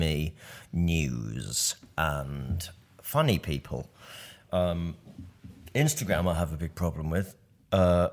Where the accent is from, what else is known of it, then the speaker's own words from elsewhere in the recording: Nottingham, East Midlands, United Kingdom; moved away as an adult; also born or lived in Manchester; I'm from Nottingham. Yeah. I'm state educated, very working class